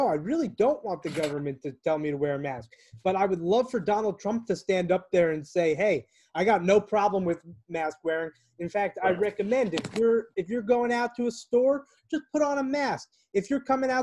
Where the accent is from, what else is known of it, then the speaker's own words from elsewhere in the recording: New York, United States; I was born in New York